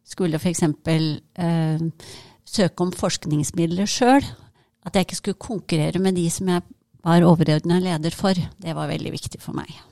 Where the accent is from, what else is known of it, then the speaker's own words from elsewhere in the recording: Hønefoss, Buskerud, Norway; moved away as an adult; now in Trondheim, Norway; jeg kommer opprinnelig fra Hønefoss